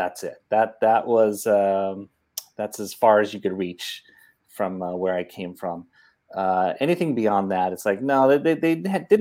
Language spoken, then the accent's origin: English; Oakland, California, United States; moved away as an adult; also born or lived in San Francisco / Los Angeles; now in Burbank, United States; grew up in Oakland and went to school there, Catholic school, St. Elizabeth